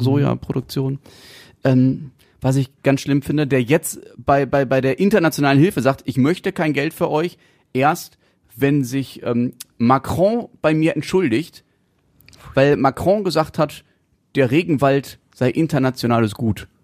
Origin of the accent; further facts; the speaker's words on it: North Rhine-Westphalia, Germany; bei uns in NRW